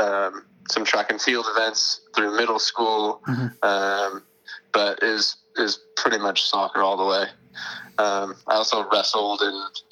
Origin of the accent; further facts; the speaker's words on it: San Jose, California, United States; I grew up in San Jose, California